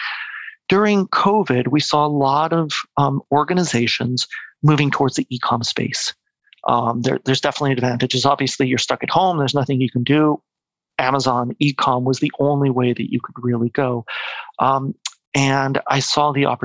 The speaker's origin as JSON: {"language": "English", "country": "Mexico", "tie": "born or raised there", "also_born_or_lived": "United States / Quebec", "moved": "as an adult", "lives_now": "Vancouver, Canada", "said": "But I'm actually born and raised in Mexico. Okay. My family kind of moved there after their studies. I was born there, pretty much grew up there till I was 18"}